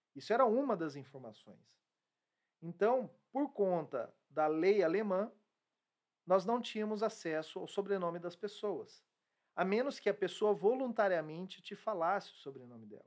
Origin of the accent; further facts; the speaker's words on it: Brazil; como brasileiro